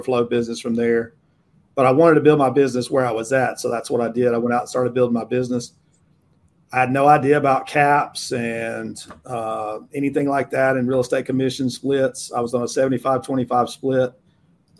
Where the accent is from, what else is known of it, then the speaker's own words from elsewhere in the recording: United States; I'm born and raised in this kind of geographic region, Western North Carolina, Northeast Georgia